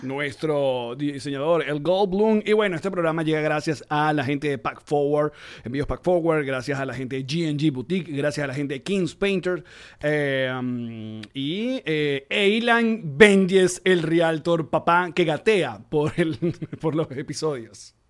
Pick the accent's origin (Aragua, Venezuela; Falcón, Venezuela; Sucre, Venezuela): Aragua, Venezuela; Maracay; moved away; yo soy de Maracay